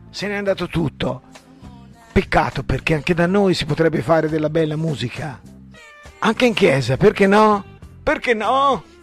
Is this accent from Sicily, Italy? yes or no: no; Pistoia, Tuscany, Italy; perché io sono l'unico che non è di qui proprio, io vengo da di là da Pistoia, non sono di Montecatini o Pescia io.